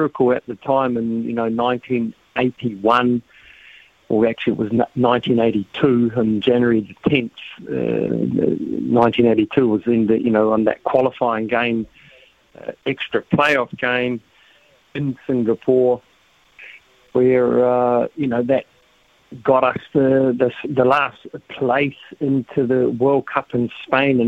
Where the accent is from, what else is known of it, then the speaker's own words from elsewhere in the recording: Wellington, New Zealand; we're old boys from Rongotai